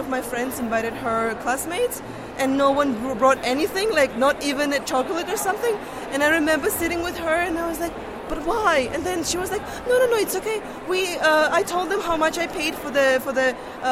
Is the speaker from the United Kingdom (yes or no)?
no; Georgia; moved away as an adult; now in Netherlands; I'm from Georgia